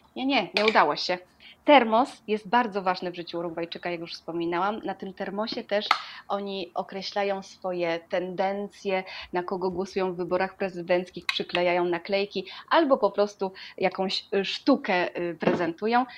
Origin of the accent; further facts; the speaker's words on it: Poland; moved away as an adult; now in Uruguay; jestem z Polski